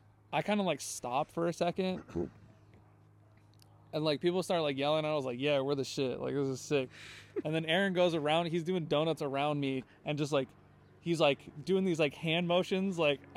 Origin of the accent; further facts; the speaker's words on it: California, United States; I'm from the Bay, you know?